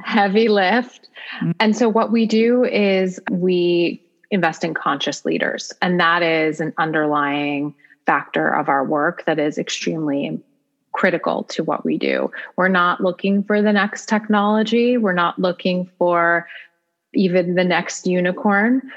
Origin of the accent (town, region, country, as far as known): United States